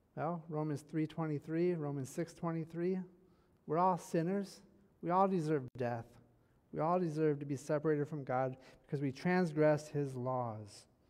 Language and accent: English; Michigan, United States; I'm from Michigan, born and raised in Michigan